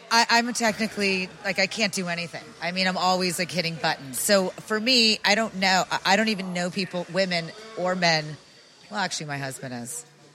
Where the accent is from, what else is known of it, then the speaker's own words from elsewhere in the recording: Las Vegas, Nevada, United States; I grew up in Vegas.